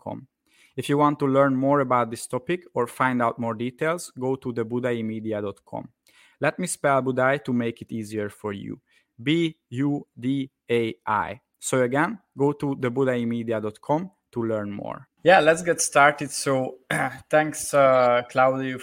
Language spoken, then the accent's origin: English; Hungary; I'm from Hungary